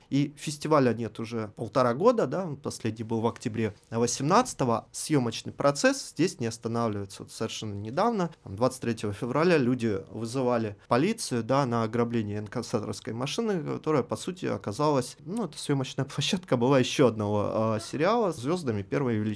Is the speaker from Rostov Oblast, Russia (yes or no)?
yes; Rostov-on-Don, Rostov Oblast, Russia; also born or lived in Belarus; Я родился в Беларуси, но э, с нуля лет живу в Ростове.